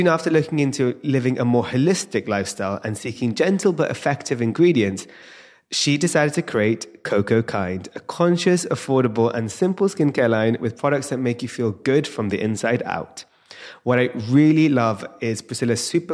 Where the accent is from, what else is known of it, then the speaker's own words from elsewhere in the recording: London, United Kingdom; being in London with my Indian parents